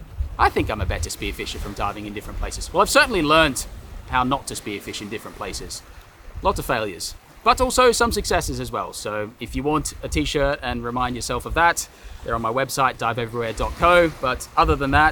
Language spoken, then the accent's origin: English; Australia; moved away as an adult; now in London, United Kingdom; I'm Australian, so I live there obviously